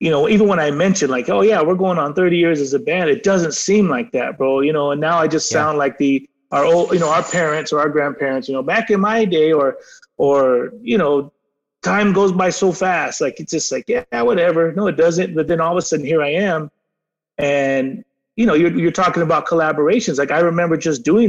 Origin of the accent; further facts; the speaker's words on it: San Diego, California, United States; we're from San Diego. We're right by the border